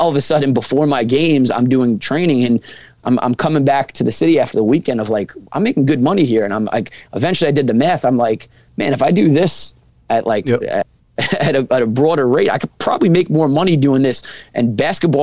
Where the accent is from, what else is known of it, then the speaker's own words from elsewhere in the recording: Rockville Centre, New York, United States; I'm from Long Island. I know the basketball landscape of Long Island because I'm born and raised here